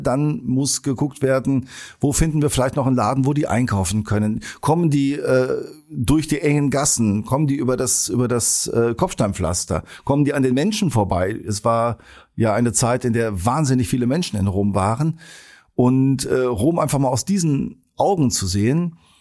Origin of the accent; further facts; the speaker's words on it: Sauerland, North Rhine-Westphalia, Germany; now in Geseke, Germany; bin ich äh, Sauerländer und als solcher mit Schützenfest groß geworden